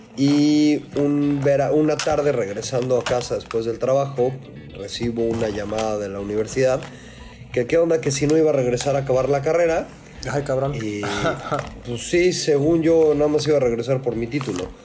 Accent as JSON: {"language": "Spanish", "region": "Mexico City", "country": "Mexico", "tie": "born or raised there", "also_born_or_lived": "Cancún, Quintana Roo", "moved": "as an adult", "lives_now": "Valle de Guadalupe, Mexico", "said": "yo soy originario de la Ciudad de México. Este, ahora sí, born and raised en el Chilango"}